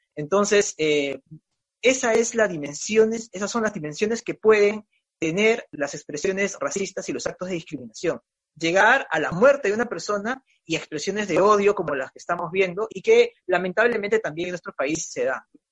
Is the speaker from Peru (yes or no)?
yes; Peru; nos sentimos orgullosos de ser peruanos